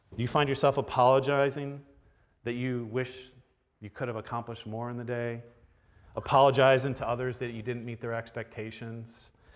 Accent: Florida, United States; now in Milwaukee, United States; I don't think of myself as Milwaukeean 'cause I grew up in Florida.

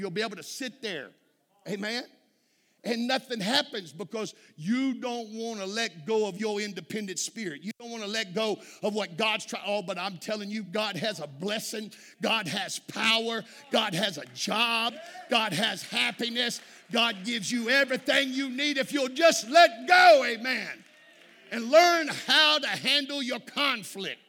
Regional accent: Texas, United States

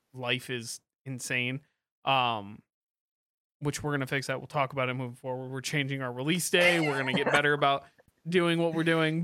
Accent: Kalamazoo, Michigan, United States; moved away as an adult; I grew up in Kalamazoo from, like, two thousand one on, uh, until I moved away

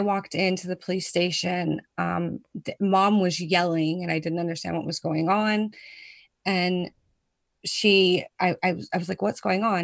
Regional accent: United States; now in Netherlands; I'm a proud American. I tell people all the time that I'm American.

